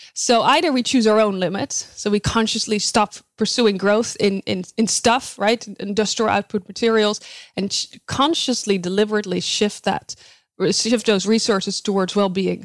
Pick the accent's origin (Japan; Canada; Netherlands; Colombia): Netherlands; moved away as an adult; now in United States; I was born and raised in the Netherlands